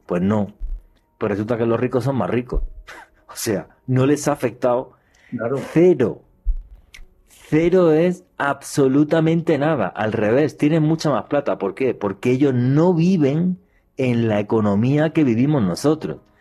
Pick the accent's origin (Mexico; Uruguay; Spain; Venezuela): Spain; moved away as an adult; now in Colombia; yo cuando era niño y en España me daban cinco pesetas